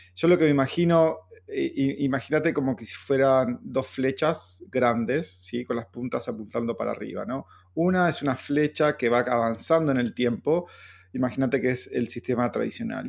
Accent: Argentina; siendo argentino

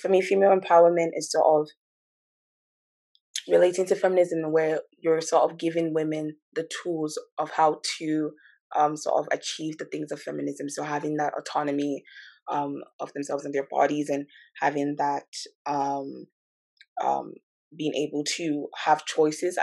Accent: Calgary, Alberta, Canada; moved away as an adult; now in London, Ontario, Canada; I'm from Calgary as well

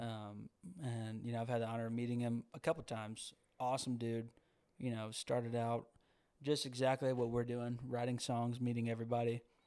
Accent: Georgia, United States; moved away as an adult; now in Nashville, United States; growing up in Georgia

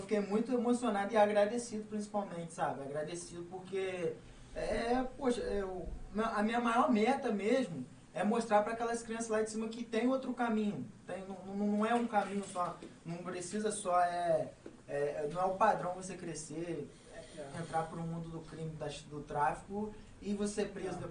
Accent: Valença, Rio de Janeiro, Brazil; eu nasci e fui criado ali, sempre rodei no bairro lá

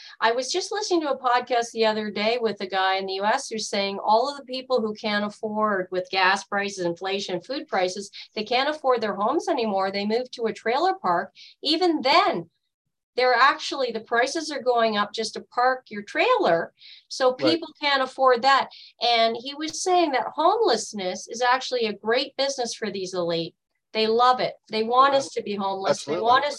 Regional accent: Canada; It's my primary duty now as a Canadian. I love this country and I love everyone in it.

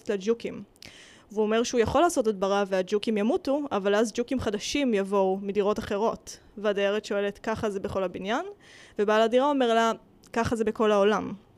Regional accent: Rishon LeZion, Central District, Israel; moved away as an adult; now in Tel Aviv, Israel; ההורים שלי ברחו למערב ראשון, ואני ברחתי לתל אביב

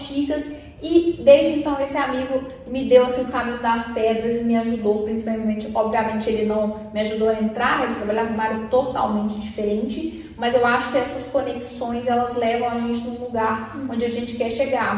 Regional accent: Minas Gerais, Brazil; accent: mineiro; also born or lived in Belo Horizonte; now in São Paulo, Brazil; porque meu sotaque, assim, ele me entrega de cara. Eu sou mineira

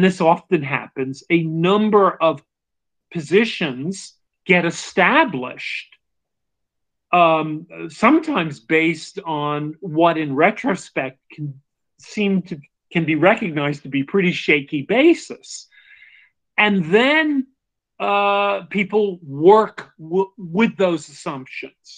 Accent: United States; I'm saying American probably because that's what I am

